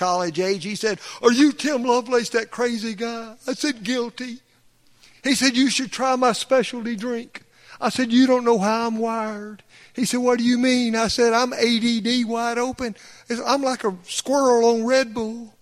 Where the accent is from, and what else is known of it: Alabama, United States; accent: thick Southern